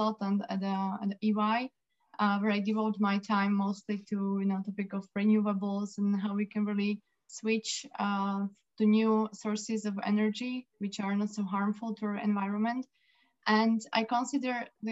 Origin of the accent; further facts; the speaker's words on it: Slovakia; I come from Slovakia, Central Europe